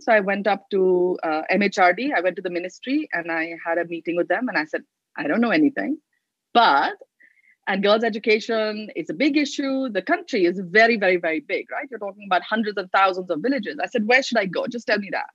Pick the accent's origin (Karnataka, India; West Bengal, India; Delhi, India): Delhi, India; I grew up in Delhi